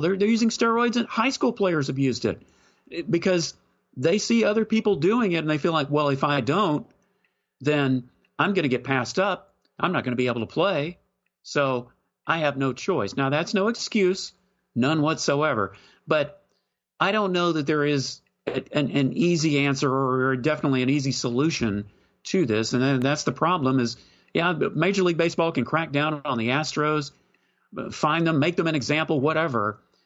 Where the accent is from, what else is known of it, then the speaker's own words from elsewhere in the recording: Texas, United States; I was from Texas